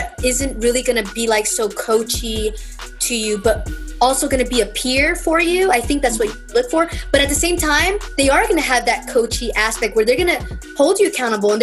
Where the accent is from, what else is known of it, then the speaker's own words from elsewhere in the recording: Los Angeles, California, United States; born in East LA. I was born in East